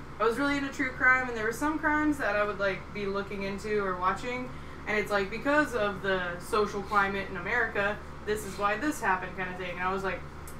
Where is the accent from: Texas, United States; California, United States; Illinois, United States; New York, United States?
Texas, United States; I grew up in Texas